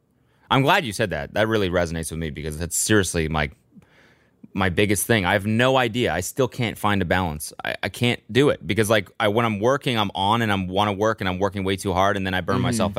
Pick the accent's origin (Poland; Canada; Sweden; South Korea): Canada; moved away as an adult; growing up in Canada